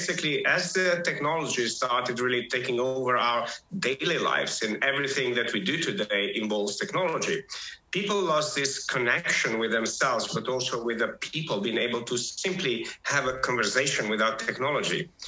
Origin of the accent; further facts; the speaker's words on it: North Macedonia; moved away as an adult; now in England; I was born in Macedonia